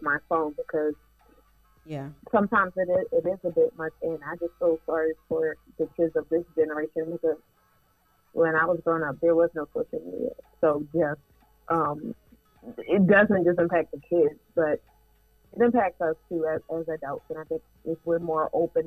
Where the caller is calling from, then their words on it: Columbia, Maryland, United States; I'm calling from Columbia, Maryland